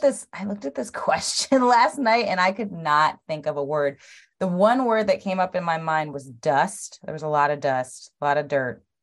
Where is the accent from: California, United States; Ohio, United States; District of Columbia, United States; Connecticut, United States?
California, United States; Los Angeles; also born or lived in Atlanta; I lived in, um, Los Angeles, which is where I was born and raised